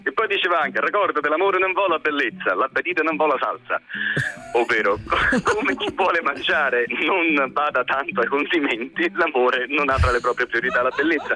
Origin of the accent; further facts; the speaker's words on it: Avezzano, Abruzzo, Italy; nel posto dove sono nato, ad Avezzano, in provincia